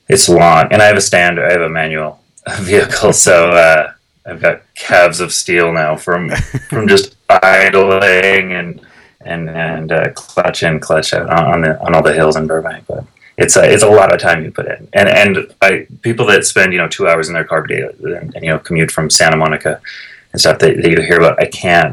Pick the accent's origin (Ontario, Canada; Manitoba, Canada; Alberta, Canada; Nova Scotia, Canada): Alberta, Canada; Calgary; moved away as an adult; also born or lived in Toronto, Canada; now in Los Angeles, United States; I grew up in Calgary, so I had a car from the age of 16 onward